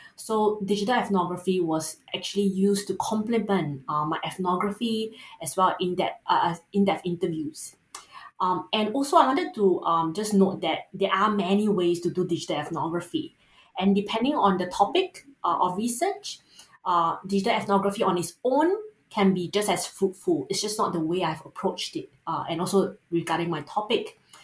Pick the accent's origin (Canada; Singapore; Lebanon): Singapore; accent: Singaporean; first language English; you might be able to tell from the accent as a Singaporean, you can't run from it